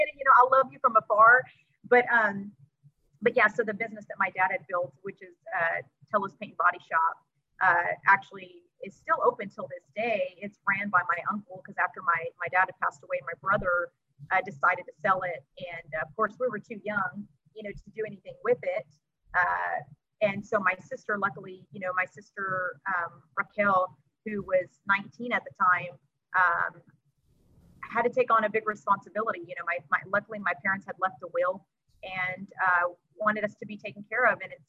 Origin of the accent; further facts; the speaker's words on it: Texas City, Texas, United States; I was born and raised in Texas City, Texas